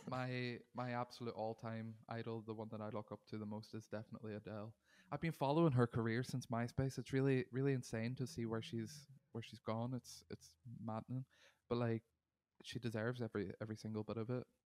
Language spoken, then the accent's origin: English; Derry, Northern Ireland, United Kingdom; now in Manchester, United Kingdom; I am originally from Derry in Ireland. I'm now based in Manchester in the U K.